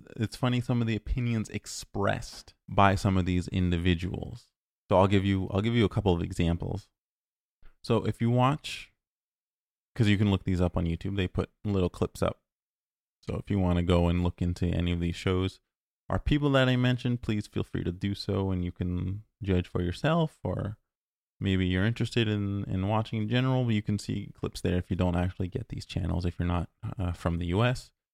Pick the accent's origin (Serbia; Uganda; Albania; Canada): Canada; Ontario; moved away; I'm originally from Ontario